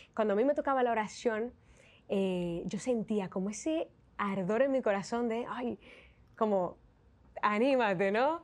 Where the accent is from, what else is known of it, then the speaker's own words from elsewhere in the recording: Santiago de los Caballeros, Santiago, Dominican Republic; moved away as an adult; now in Spain; en mi ciudad, en Santiago de los Caballeros